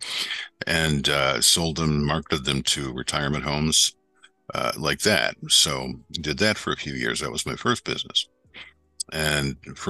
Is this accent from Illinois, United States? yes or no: no; Western New York, United States; moved away as an adult; now in Florida, United States; I grew up in Western New York up near Lake Ontario